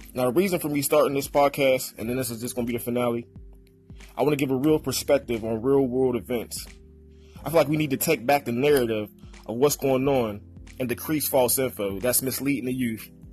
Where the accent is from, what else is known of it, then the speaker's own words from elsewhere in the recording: Pittsburgh, Pennsylvania, United States; me being from Pittsburgh